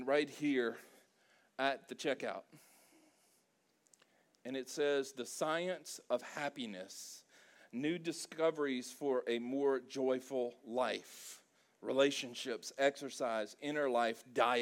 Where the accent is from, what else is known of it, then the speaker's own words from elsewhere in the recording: South Louisiana, United States; we're from South Louisiana. There's a lot of Cajun influence there